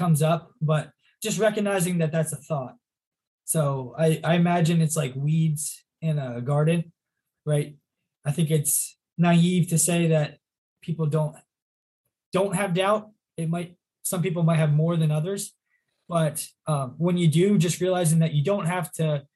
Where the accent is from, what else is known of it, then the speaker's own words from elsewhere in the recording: 45 minutes from Wilkes-Barre, Pennsylvania, United States; Wilkes-Barre, which is 45 minutes from my hometown